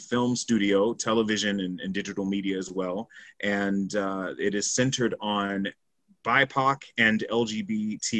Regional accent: Jacksonville, Florida, United States; moved away as an adult; now in Canada; I'm originally from Jacksonville, Florida

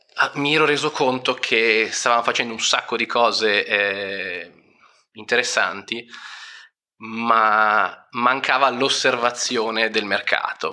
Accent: Milan, Lombardy, Italy; sono di Milano

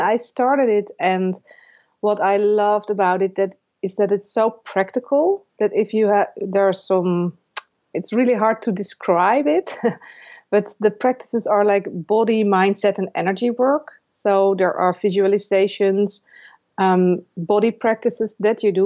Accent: Netherlands; I'm from the Netherlands

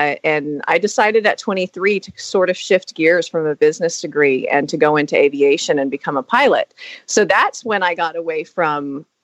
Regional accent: Florida, United States; now in Newnan, Georgia, United States; from Florida.

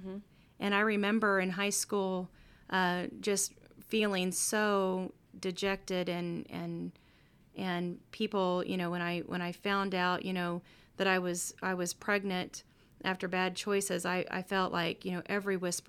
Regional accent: Kansas City, Missouri, United States; I'm from Kansas City. So if you know, then you know.

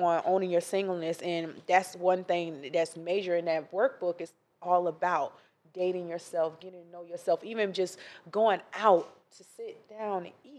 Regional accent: Ocala, Florida, United States; Ocala, Florida.

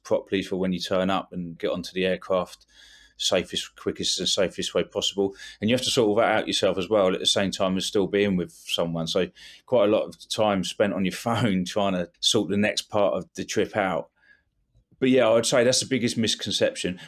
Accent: England, United Kingdom; being English

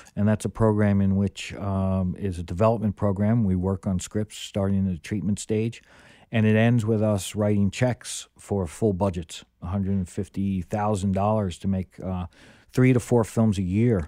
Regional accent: New York, United States; as a New Yorker

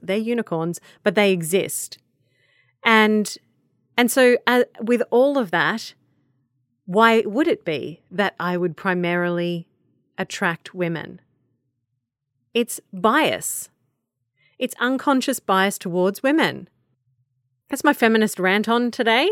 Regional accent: Australia; I'm an Australian and I exist in my little Australian bubble

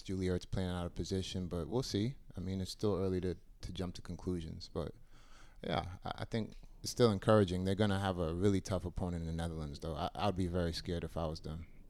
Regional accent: United States; being an American

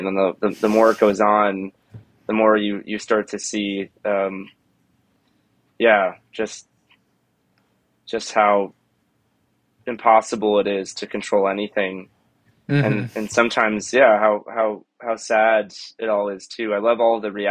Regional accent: Weston, Florida, United States; I grew up in Weston, Florida, so kind of in between Miami and Fort Lauderdale

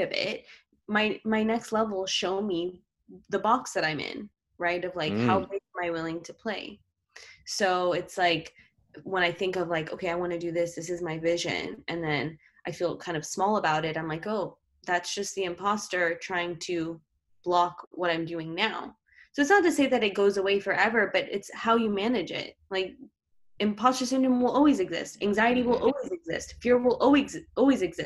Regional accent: New York City, New York, United States; I grew up in New York City

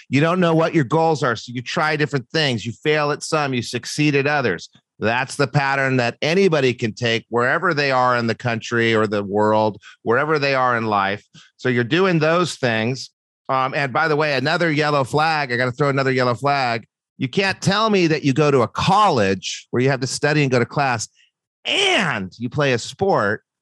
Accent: Brookfield, Wisconsin, United States; moved away as an adult; also born or lived in Michigan; I went to uh, Brookfield East High School.

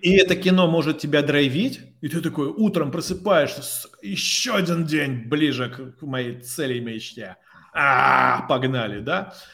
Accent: Tomsk, Tomsk Oblast, Russia; moved away as an adult; also born or lived in Moscow; я простой пацан из Томска

